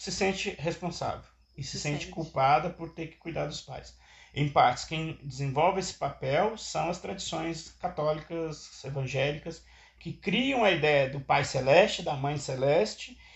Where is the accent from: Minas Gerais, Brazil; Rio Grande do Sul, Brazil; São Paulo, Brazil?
Minas Gerais, Brazil; Aí eu sou de uma região, do estado de Minas Gerais, que as pessoas migram para os Estados Unidos